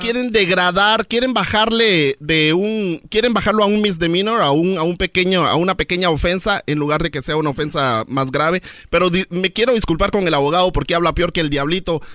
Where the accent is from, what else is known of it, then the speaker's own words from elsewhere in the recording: Guatemala; yo soy de Guatemala